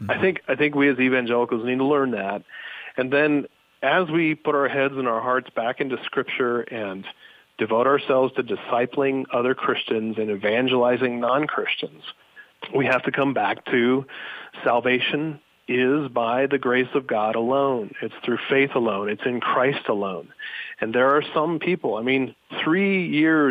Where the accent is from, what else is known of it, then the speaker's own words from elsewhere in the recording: United States; as American evangelicals